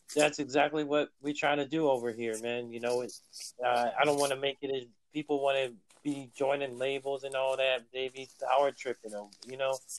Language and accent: English; Bay Area, California, United States; I'm from the Bay Area too